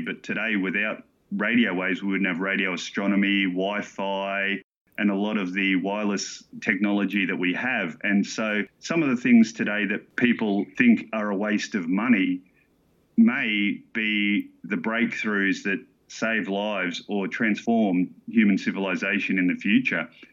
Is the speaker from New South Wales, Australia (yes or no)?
no; Gladstone, Queensland, Australia; now in Sydney, Australia; I grew up in Gladstone, Queensland